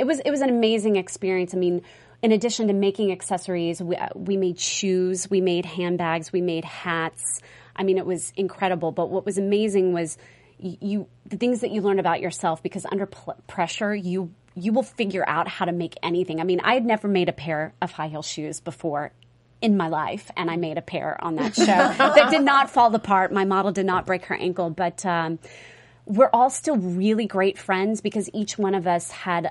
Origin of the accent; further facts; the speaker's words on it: Mississippi, United States; now in New York City, United States; I was born and raised in Mississippi, and I have family in Atlanta.